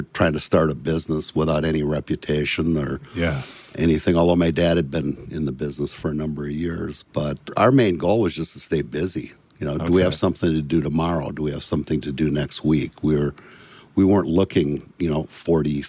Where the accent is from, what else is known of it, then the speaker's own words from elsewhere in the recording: Bloomington, Minnesota, United States; also born or lived in Richfield, Minnesota; born in Richfield, Minnesota, and raised in Bloomington, Minnesota.